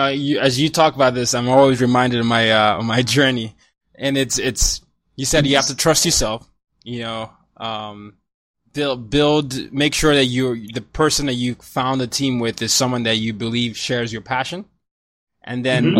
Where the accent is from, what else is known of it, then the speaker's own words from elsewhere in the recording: Nigeria; I mean, yeah, I'm Nigerian. I have to say soccer here, but I say football.